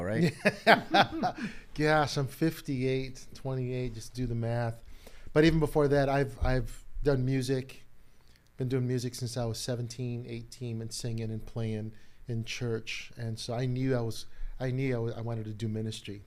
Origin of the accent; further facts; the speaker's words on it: Chicago, Illinois, United States; born and raised in Chicago